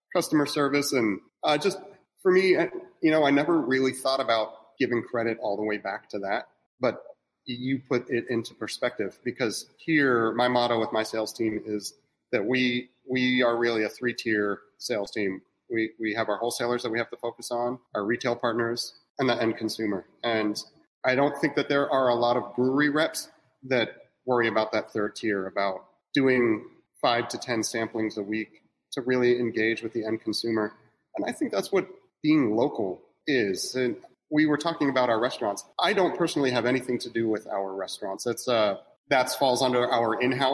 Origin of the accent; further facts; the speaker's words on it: Pittsburgh, Pennsylvania, United States; moved away as an adult; also born or lived in San Francisco; I'm from Pittsburgh originally